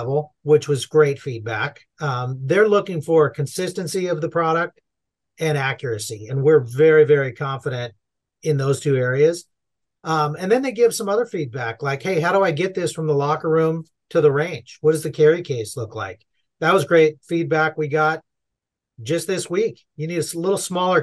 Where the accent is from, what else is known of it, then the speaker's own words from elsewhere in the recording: Southern California, United States; I'm born and raised in Southern California